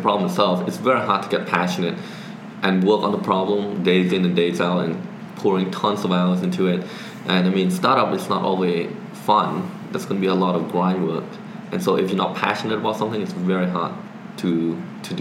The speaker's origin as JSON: {"language": "English", "country": "Cambodia", "tie": "born or raised there", "moved": "yes", "lives_now": "Canada", "said": "I was born and raised in Cambodia"}